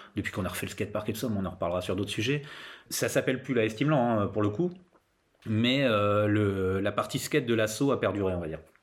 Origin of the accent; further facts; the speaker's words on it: Laon, Hauts-de-France, France; je viens du Nord, je viens de Lan, dans l'Aisne hein, exactement. C'est autour de Lan que j'ai commencé le roller